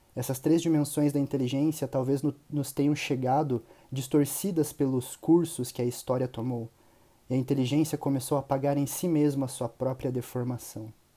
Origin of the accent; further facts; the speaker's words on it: Curitiba, Paraná, Brazil; sou de Curitiba, Paraná